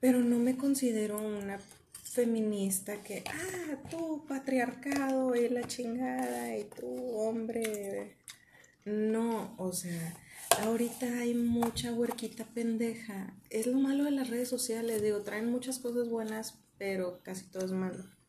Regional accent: Monterrey, Nuevo León, Mexico; Yo soy bien regia

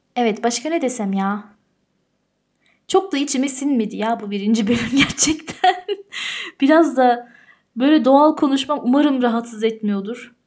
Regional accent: Tyrol, Austria; also born or lived in Turkey; burada büyüdüm ben. Türkiye'de doğdum ama burada büyüdüm.

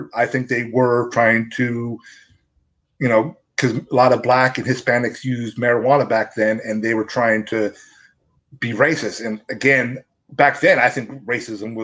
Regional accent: Washington, United States; I come from my hometown. It has the biggest mobile home parks in the state of Washington

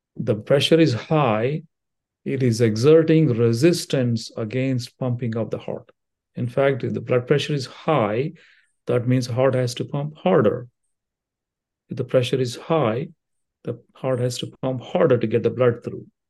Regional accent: India; moved away as an adult; also born or lived in Brooklyn, New York / Cincinnati; now in Dayton, United States; I came with the training of a medical school back in India. So, I still haven't lost all my accent

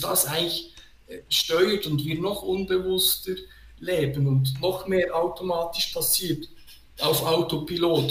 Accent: Switzerland; als Schweizer Bürger

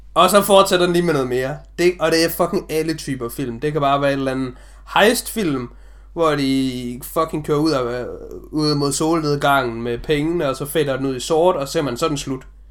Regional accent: Denmark; vi har jo som danskere

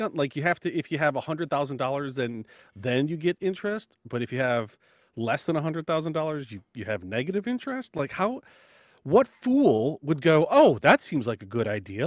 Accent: United States; as an American

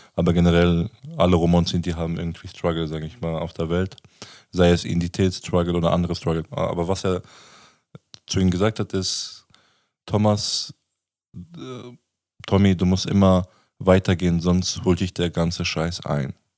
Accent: Germany; Ich bin ja in Deutschland geboren

